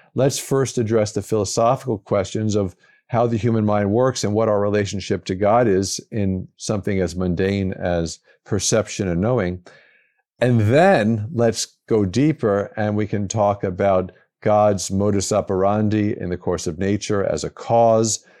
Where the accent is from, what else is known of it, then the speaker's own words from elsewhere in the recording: New York City, New York, United States; moved away as an adult; also born or lived in St. Louis, Missouri; now in Madison, United States; I grew up in the New York area, New York City area